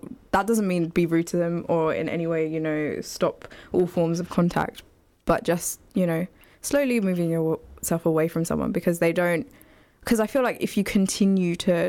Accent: Luton, East of England, United Kingdom; For me, it's usually I'm from Luton.

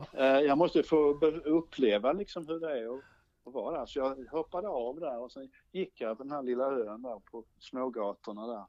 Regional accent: Ronneby, Blekinge, Sweden; jag är ju från Blekinge

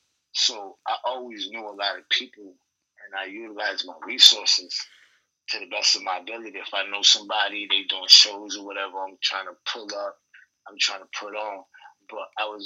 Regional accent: Utica, New York, United States; I'm from Utica, New York. Upstate

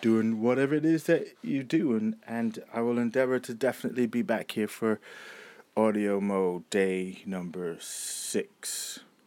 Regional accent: United States; now in United Kingdom; for me as an American and living here

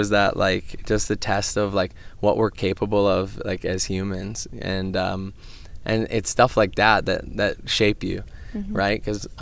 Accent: Canada; I'm proud to say I'm Canadian

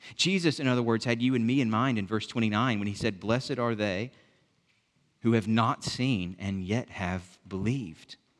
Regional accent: Southwest Alabama, United States; moved away; in the village where I grew up in Southwest Alabama

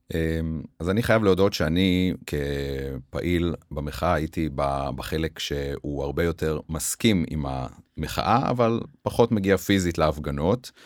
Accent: Beersheba, Southern District, Israel; והרגשתי חלק מהעיר באר שבע, אני מאוד אוהב את העיר, אני גדלתי בה, התחנכתי בה

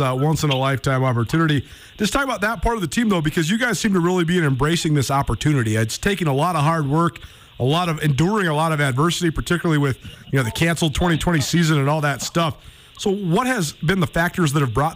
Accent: Missoula, Montana, United States; my hometown in Missoula

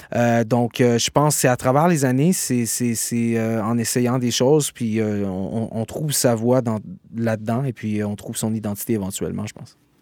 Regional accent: Gatineau, Quebec, Canada; accent: Québécois; mon accent de chez moi

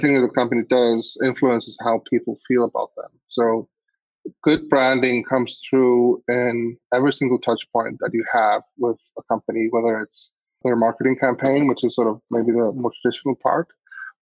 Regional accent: Iceland; I grew up in Iceland

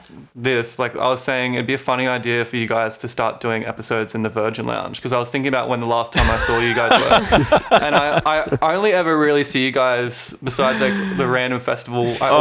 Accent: Kingscliff, New South Wales, Australia; also born or lived in Gold Coast, Queensland; Yeah, I'm from Kingscliff originally.

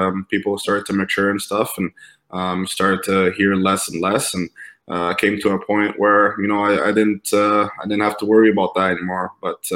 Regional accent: Montreal, Quebec, Canada; Montreal, my hometown

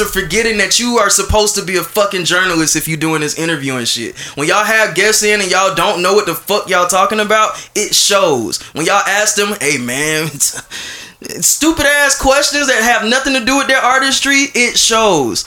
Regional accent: Atlanta, Georgia, United States; I'm from Atlanta

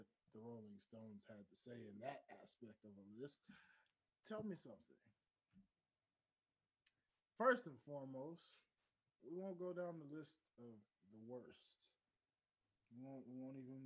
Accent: Memphis, Tennessee, United States; I'm from Memphis

